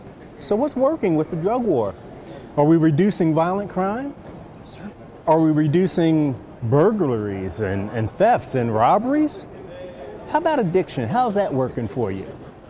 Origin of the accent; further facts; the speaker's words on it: Baltimore, Maryland, United States; I'm from Baltimore.